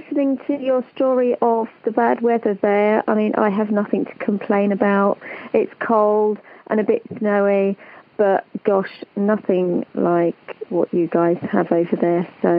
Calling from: England, United Kingdom; I'm calling from England, the UK.

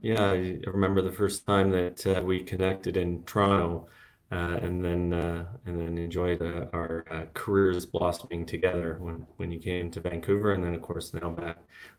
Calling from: Santiago, Santiago Metropolitan Region, Chile; I'm calling in from Santiago de Chile, where it's nice and warm here right now.

